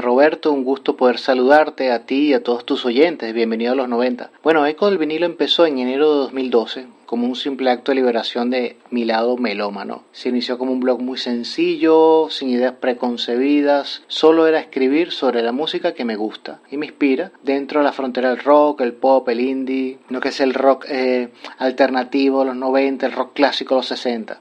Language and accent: Spanish; La Unión, Region of Murcia, Spain; now in Santo Domingo, Dominican Republic; aunque estamos radicados en Santo Domingo, República Dominicana, esencialmente es una web española porque yo soy murciano de la Unión